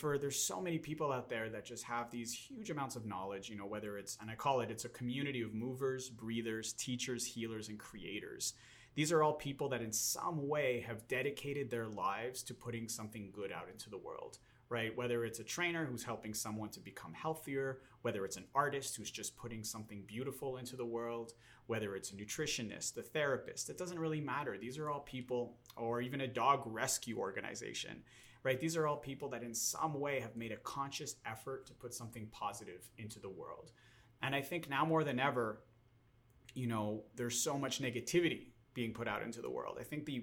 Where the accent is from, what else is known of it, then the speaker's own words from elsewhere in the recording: Montreal, Quebec, Canada; now in Los Angeles, United States; I'm originally from Montreal, Canada, now living here in Los Angeles, California